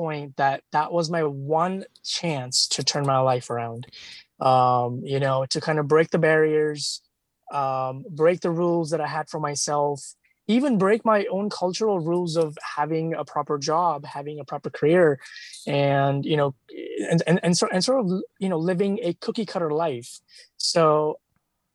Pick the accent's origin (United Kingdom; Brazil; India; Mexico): India; moved away; as a child, back in India, actually, since, you know, because I come from India